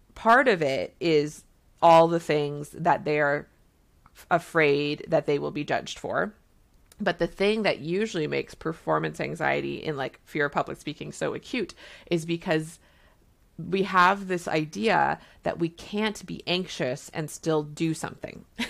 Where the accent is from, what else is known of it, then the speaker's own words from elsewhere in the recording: Canada; I'm a Canadian family physician